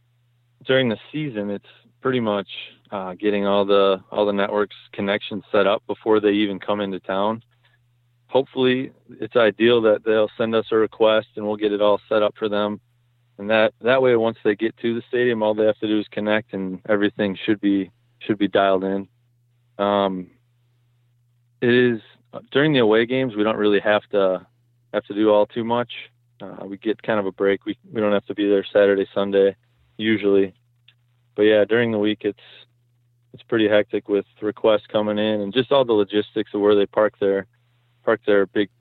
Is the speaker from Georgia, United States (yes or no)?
no; Wisconsin, United States; So I was born and raised in Southeast Wisconsin and do a lot of hunting in pretty much all over the state.